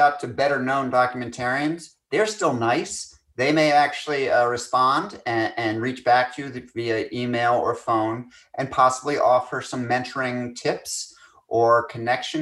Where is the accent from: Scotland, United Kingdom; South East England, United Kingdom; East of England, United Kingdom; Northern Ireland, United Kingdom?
Scotland, United Kingdom; I'm Scottish